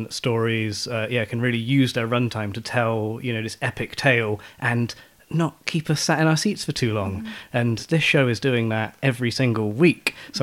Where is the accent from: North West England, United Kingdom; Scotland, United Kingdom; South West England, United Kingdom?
South West England, United Kingdom; Bristol; I was doing a summer job in my hometown of Bristol